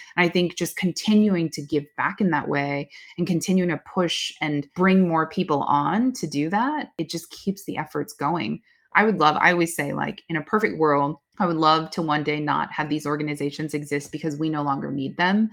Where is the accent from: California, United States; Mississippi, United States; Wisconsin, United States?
California, United States; Oakland; my hometown, Oakland. I grew up in Chinatown, Oakland